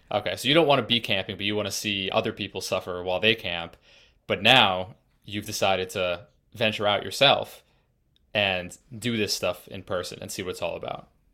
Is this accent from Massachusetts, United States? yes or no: yes; Massachusetts, United States; also born or lived in Colorado; I'm from Massachusetts and currently in Massachusetts, but I spent, uh, the last year and a half in Colorado